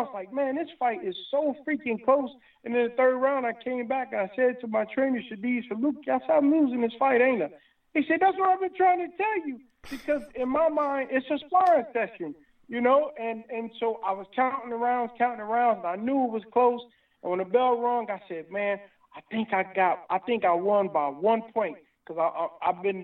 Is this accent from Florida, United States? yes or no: no; Indianapolis, Indiana, United States; moved away as an adult; now in California, United States; my hometown, Indianapolis.